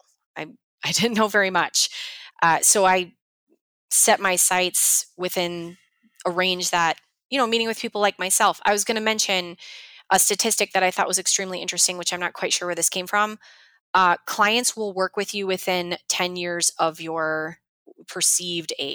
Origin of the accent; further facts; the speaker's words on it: Chicago, Illinois, United States; I'm from Chicago